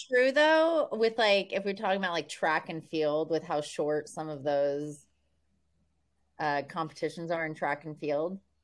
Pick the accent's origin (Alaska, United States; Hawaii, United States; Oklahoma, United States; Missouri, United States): Oklahoma, United States; I'm from Oklahoma